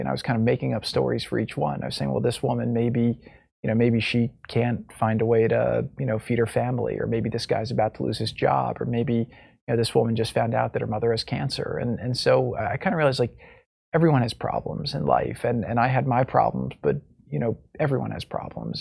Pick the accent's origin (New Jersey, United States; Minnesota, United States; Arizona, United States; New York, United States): New Jersey, United States; now in Florida, United States; I grew up in New Jersey